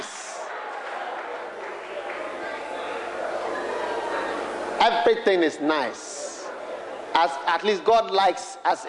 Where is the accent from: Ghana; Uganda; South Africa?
Ghana; I'm from Ghana